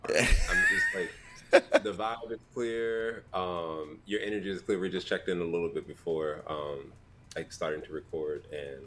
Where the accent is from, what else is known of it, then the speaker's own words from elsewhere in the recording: Los Angeles, California, United States; now in New York, United States; I'm from Southern California